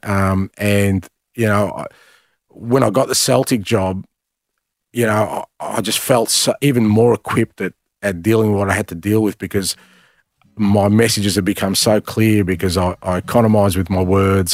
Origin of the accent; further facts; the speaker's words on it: Melbourne, Victoria, Australia; moved away as an adult; also born or lived in Greece; now in Glasgow, United Kingdom; I grew up in Australia